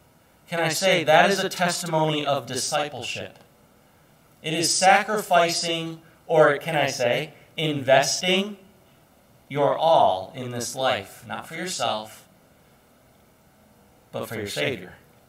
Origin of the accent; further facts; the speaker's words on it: Ireland; You know, I'm an Irish person, and so they have those certain issues with anger and things.